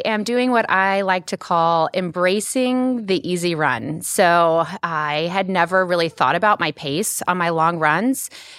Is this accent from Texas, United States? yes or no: yes; Dallas, Texas, United States; moved away as an adult; also born or lived in Oklahoma City area; now in Oklahoma City, United States; So I'm actually from Dallas originally